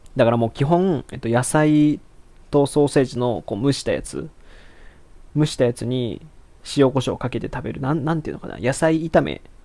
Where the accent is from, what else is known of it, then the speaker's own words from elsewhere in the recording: Aichi, Japan; moved away as an adult; now in Osaka, Japan; もともと愛知県出身 で、今、下宿で大阪、一人暮らししてて